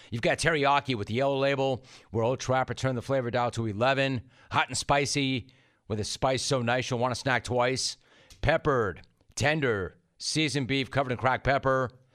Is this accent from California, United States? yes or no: yes; Los Angeles, California, United States; I, I grew up in Los Angeles